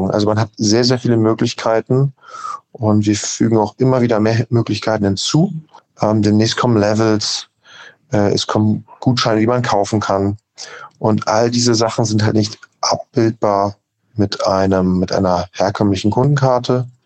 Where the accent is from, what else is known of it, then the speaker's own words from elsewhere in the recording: Hamburg, Germany; Wir kommen aus Hamburg. Mein Bruder Maximilian und ich haben das Unternehmen 2021 gegründet.